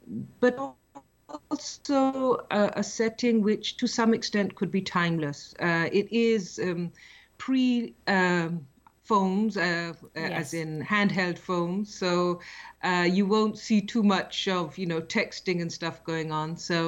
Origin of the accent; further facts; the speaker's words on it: Pakistan; moved away as an adult; now in California, United States; I grew up in Pakistan on a farm in a village. Mm-hmm. And I've been living in California now for the last over 30 years. So mm-hmm. like many of your listeners, as an immigrant